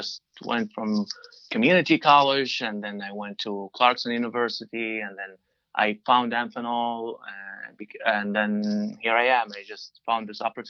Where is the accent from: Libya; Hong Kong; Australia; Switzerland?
Libya; Benghazi, Cyrenaica; first language Arabic; English is a second language; moved away as an adult; also born or lived in Turkey / Seattle, Washington / Potsdam, New York; now in Wallingford, United States; I grew up in Benghazi